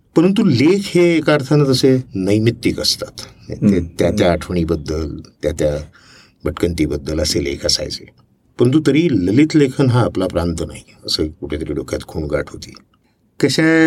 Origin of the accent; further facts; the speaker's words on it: Thane, Maharashtra, India; also born or lived in Amravati; now in Pune, India; मी तसं वाढलो नानाचा मोठा झालो शिकलो वगैरे ठाण्याला आता जरी मी पुणेकर असलो तरी पण माझा जन्म आहे अमरावतीचा